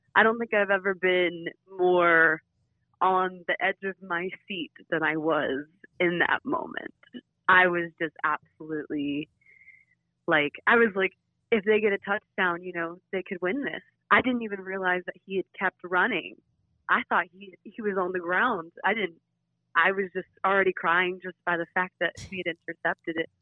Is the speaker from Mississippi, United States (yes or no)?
no; Flowery Branch, Georgia, United States; I am originally from Bowery Branch, Georgia.